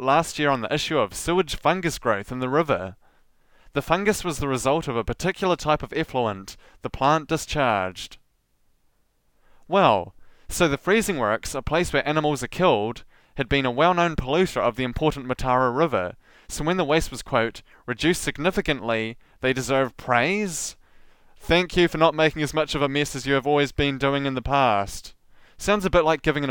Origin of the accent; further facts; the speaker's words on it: New Zealand; I, as a New Zealander